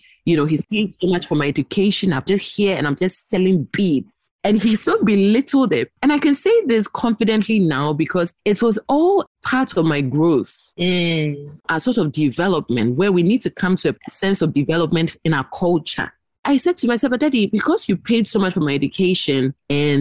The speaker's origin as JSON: {"language": "English", "country": "Ghana", "said": "I'm from Ghana, so I'm using the name of my country."}